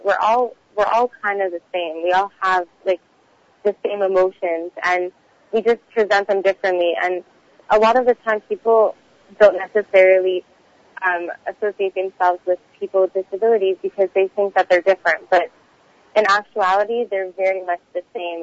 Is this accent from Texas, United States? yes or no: yes; Houston, Texas, United States; now in Montreal, Canada; I'm originally from Houston, Texas. Um, somehow ended up in Montreal, Canada